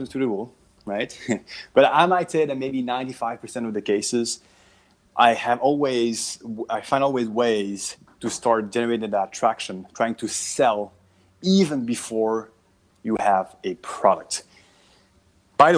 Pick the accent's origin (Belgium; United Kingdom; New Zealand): Belgium; moved away as an adult; now in Southern California, United States; I'm from Belgium originally